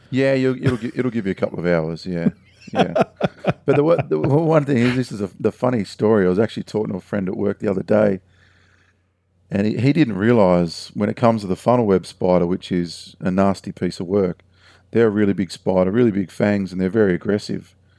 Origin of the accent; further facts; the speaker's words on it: Heathcote, Australia; where I grew up in Heathcote